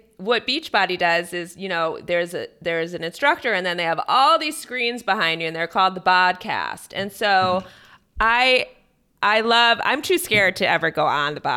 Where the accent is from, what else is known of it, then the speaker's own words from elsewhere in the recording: Cleveland, Ohio, United States; I'm from Cleveland